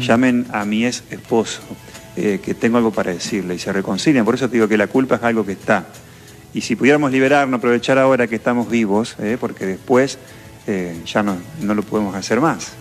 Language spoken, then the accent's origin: Spanish; San Jerónimo, Santa Fe, Argentina; somos gringos, yo acá soy de San Jerónimo